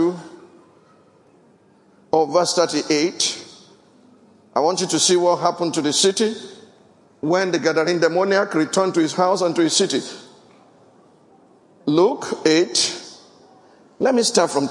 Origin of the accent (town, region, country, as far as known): Ogun State, Nigeria; born or raised there; moved away